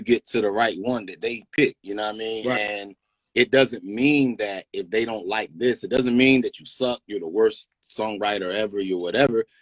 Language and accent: English; Greensboro, North Carolina, United States; that's my hometown, Greensboro, North Carolina